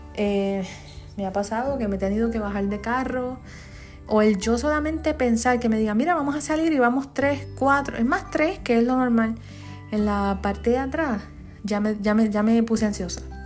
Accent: Comerío, Puerto Rico; Comerío, que es mi pueblo

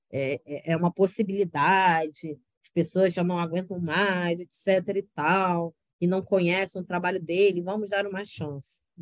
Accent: Rio de Janeiro, Brazil; de Janeiro é uma instituição falida que tá foda de, de aguentar e de, de sustentar, né, em dizer que sou carioca.

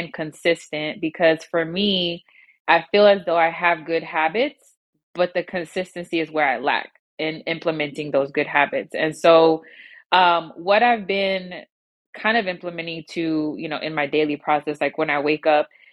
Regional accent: New York, United States; now in Houston, United States; So I am originally from New York. I have been living in Houston now for over 20 years

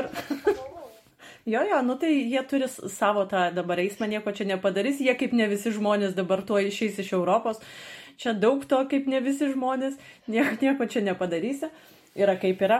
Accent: Lithuania; now in Germany; Ir mes liksim lietuvės

